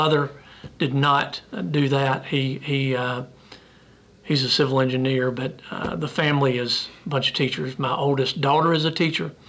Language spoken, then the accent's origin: English; Piedmont, South Carolina, United States; also born or lived in Fort Mill, South Carolina; born and raised in South Carolina, grew up right down the road in Piedmont